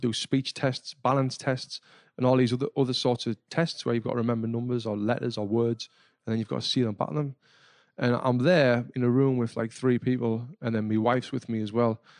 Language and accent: English; Sunderland, North East England, United Kingdom; moved away; I was back home in my hometown of Sunderland in the northeast of England